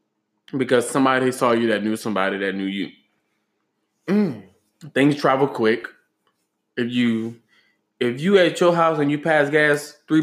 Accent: Grand Coteau, Louisiana, United States; Okay, I am from Grand Coteau, Louisiana.

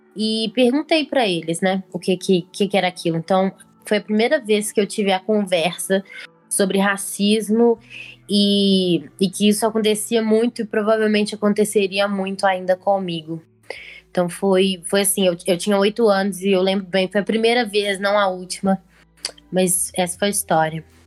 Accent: Belo Horizonte, Minas Gerais, Brazil; eu sou de Belo Horizonte, tenho 22 anos

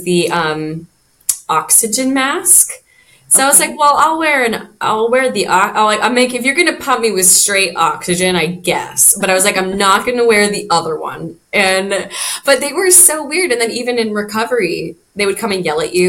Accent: Idaho, United States; moved away as an adult; now in Maui, United States; I'm originally from Idaho, but I've been here for 10 years.

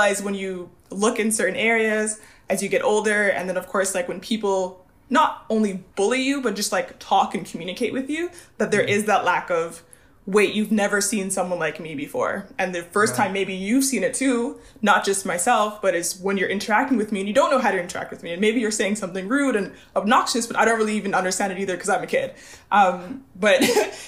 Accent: Montreal, Quebec, Canada; I am born and raised in Montreal, Canada

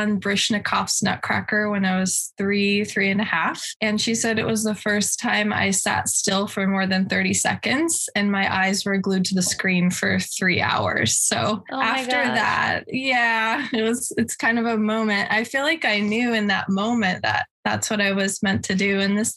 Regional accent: Santa Barbara, California, United States; moved away as an adult; also born or lived in San Francisco / Hawaii / Boston; now in New York, United States; I'm from Santa Barbara, California. I grew up here

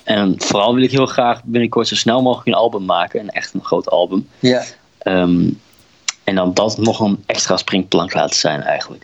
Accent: Drenthe, Netherlands; moved away; ik kom oorspronkelijk uit Drenthe

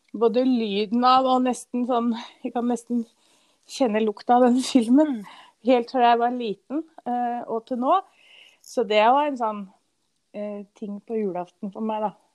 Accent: Norway; den toppen som er tettest her vi bor nå, og der jeg vokste opp

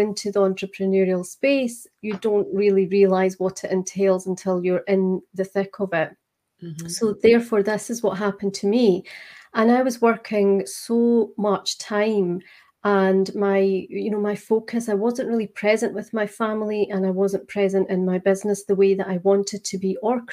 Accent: Scotland, United Kingdom; accent: Scottish; I am just outside Edinburgh in Scotland

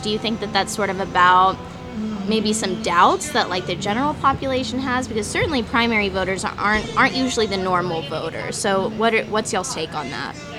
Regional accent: Texas, United States; a woman who was born and raised in Texas

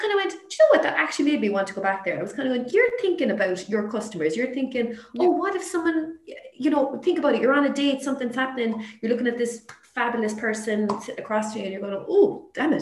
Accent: Limerick, Munster, Ireland; I'm from Limerick

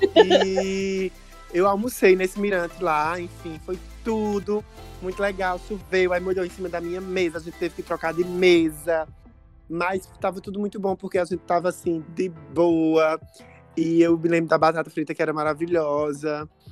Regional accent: Taquaritinga do Norte, Pernambuco, Brazil; now in Santa Cruz do Capibaribe, Brazil; eu moro em Santa Cruz, mas eu me criei a vida toda em Pão de ah. Açúcar, é. distrito de Taquaritinga

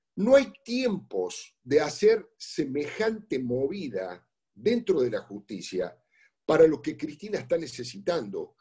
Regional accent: Córdoba, Argentina; yo soy cordobés

